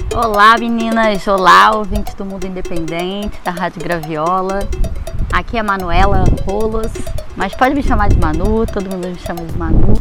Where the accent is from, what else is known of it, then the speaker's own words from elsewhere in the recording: Rio de Janeiro, Brazil; Rio de Janeiro, que é o meu ponto de partida, é o lugar onde eu nasci, é o lugar onde eu né, mais me sinto em casa